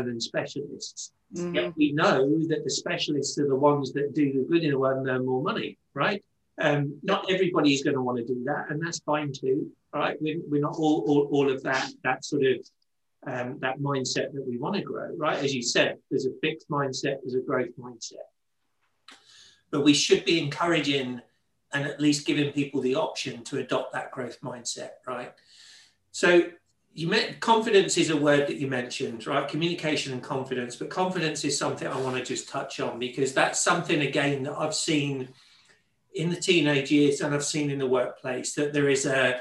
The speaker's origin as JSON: {"language": "English", "town": "Leicester", "region": "East Midlands", "country": "United Kingdom", "tie": "born or raised there", "said": "And I grew up in Leicester, in the Midlands, in England."}